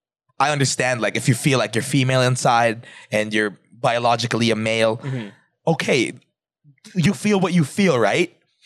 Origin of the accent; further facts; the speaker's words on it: Philippines; I'm still Filipino. I still am aware that I'm Filipino.